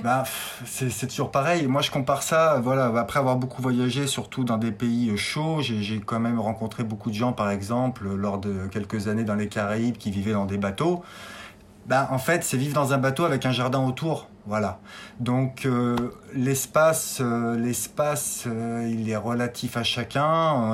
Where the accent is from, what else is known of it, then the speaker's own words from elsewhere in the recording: Clermont-Ferrand, Auvergne-Rhône-Alpes, France; now in Brioude, France; j'ai 40 ans, je viens de Clermont-Ferrand donc en Auvergne.